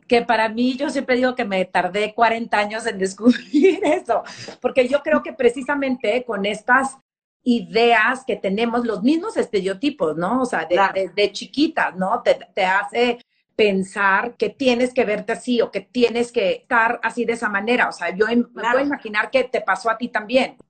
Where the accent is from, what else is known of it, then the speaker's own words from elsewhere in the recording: El Paso, Texas, United States; moved away; also born or lived in Memphis / New York; yo crecí en, en Texas, en El Paso, iba todos los veranos a, San Luis Potosí